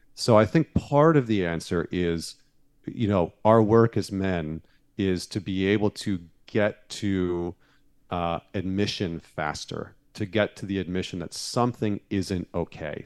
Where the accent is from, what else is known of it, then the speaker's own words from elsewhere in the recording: Northern Alberta, Canada; now in United States; I grew up in Northern Alberta